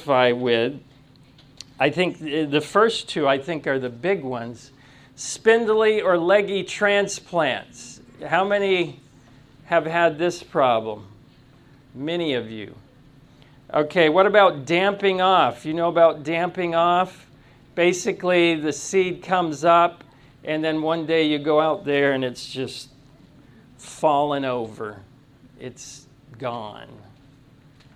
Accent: Tennessee, United States; I'm from Tennessee

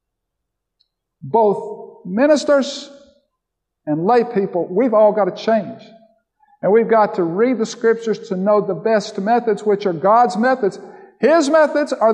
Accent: Florida, United States; I grew up in Florida as a little boy

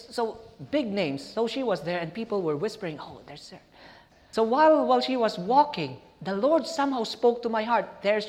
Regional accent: Pasay, Metro Manila, Philippines; I'm from Pasay, going to the airport.

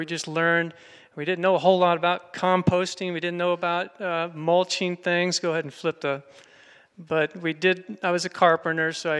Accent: Florida, United States; moved away; I'm from Florida originally. I grew up there gardening in sandy soil

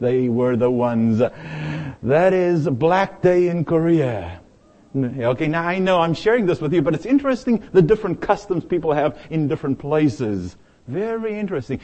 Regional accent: South Africa; moved away as an adult; now in United States; I arrived here in the United States from my home country, South Africa. I was 25 years of age

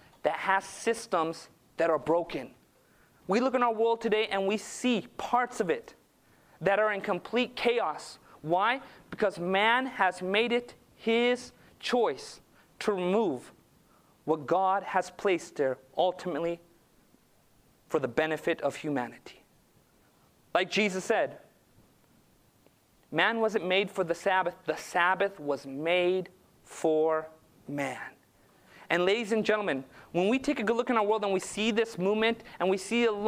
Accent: Southern California, United States; I grew up in Southern California

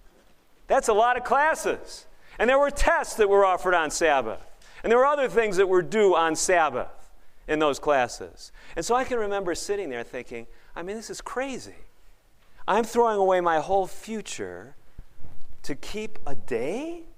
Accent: Chicago, Illinois, United States; I aspired as a young boy growing up in Chicago to be a garbage collector.

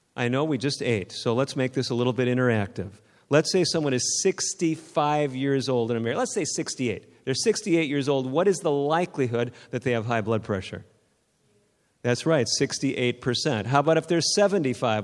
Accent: outside of Sacramento, Northern California, United States; I'm from Northern California, outside of Sacramento

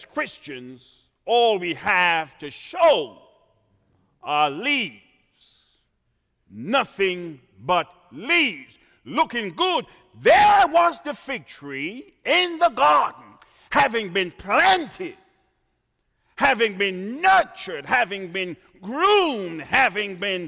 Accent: Trinidad & Tobago; moved away; I was born in the Caribbean

